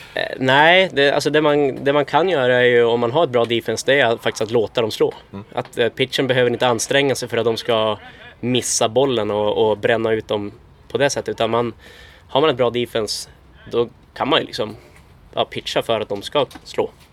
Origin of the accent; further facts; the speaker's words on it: Norrland, Sweden; now in Uppsala, Sweden; jag växte upp i Norrland